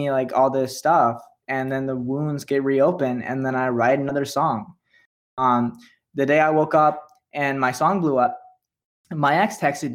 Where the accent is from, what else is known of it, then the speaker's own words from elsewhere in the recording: Sacramento, California, United States; moved away as an adult; now in New York, United States; I grew up in Sacramento.